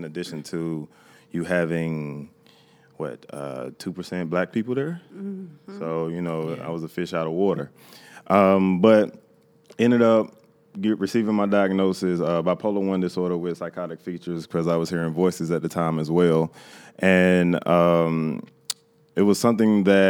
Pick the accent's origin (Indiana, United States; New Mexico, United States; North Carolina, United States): North Carolina, United States; Bertie County; now in Charlotte, United States; I live here in Charlotte. I'm originally from Bertie County, North Carolina